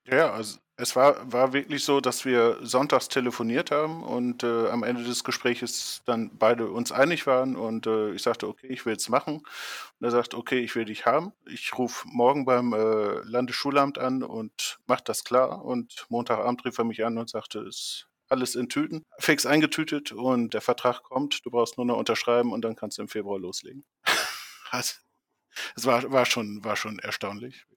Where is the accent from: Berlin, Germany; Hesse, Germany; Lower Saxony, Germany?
Lower Saxony, Germany; Leer; hier in der Nähe äh, meiner Heimatstadt Leer eine Oberschule